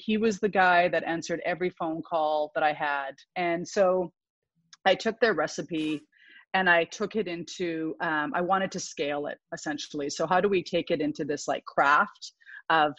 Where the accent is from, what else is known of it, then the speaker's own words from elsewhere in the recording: Vancouver Island, British Columbia, Canada; I grew up on Vancouver Island, which is just northwest of Seattle